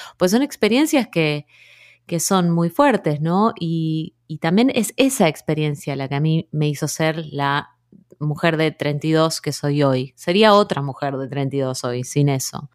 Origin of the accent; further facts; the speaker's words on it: Rosario, Santa Fe, Argentina; moved away as an adult; also born or lived in Trelew / Buenos Aires / New York; nací en Trelew, pero me crié en Rosario